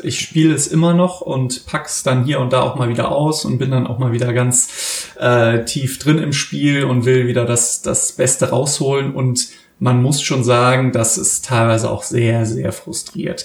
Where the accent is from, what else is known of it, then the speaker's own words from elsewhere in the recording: Germany; now in Cologne, Germany; wir als Deutsche